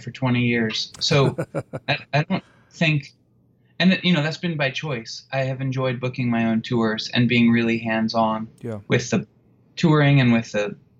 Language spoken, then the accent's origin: English; United States; also born or lived in Norway; I'm an American